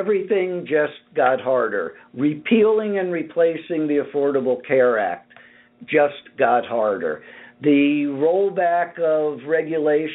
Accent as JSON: {"language": "English", "country": "United States", "said": "As an American"}